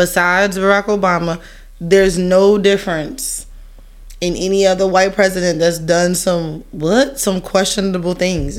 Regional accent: Brooklyn, New York, United States; I was raised out in Brooklyn.

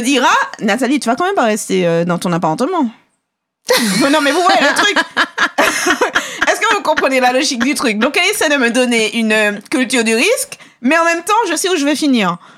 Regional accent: Martinique; Chez nous, en Martinique, j'ai compris quand même qu'on est très prévoyant.

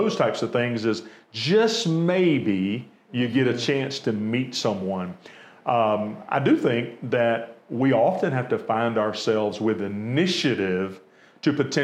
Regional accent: Americus, Georgia, United States; born and raised in Americus, you know, I didn't attend the private school

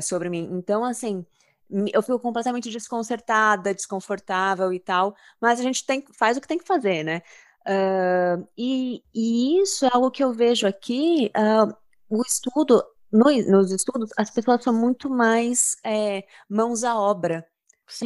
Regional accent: Brazil; Somos brasileiros

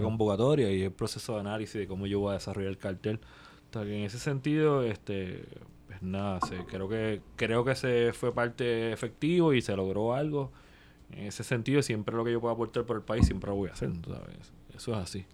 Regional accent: Puerto Rico; somos puertorriqueños

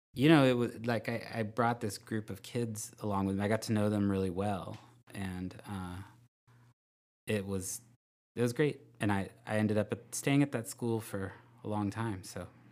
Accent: Vacaville, California, United States; also born or lived in Albuquerque; I'm from Vacaville

